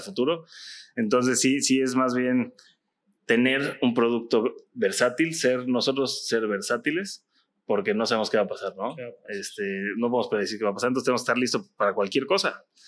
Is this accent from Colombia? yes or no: no; Mexico; como mexicanos